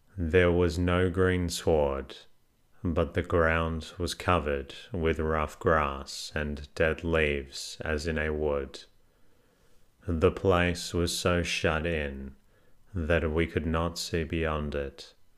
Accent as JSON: {"language": "English", "town": "Melbourne", "region": "Victoria", "country": "Australia", "said": "I am actually from Melbourne"}